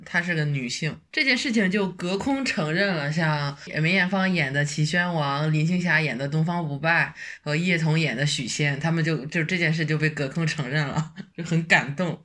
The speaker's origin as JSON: {"language": "Chinese", "region": "Hebei", "country": "China", "tie": "born or raised there", "said": "土生土长的河北，北方人"}